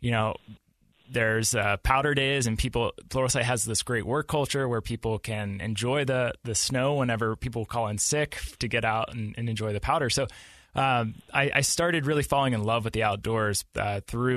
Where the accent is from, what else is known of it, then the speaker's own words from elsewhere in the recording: Pittsburgh, Pennsylvania, United States; moved away as an adult; now in Utah, United States; I grew up in Pittsburgh, Pennsylvania, and I moved out to Utah about 6 years ago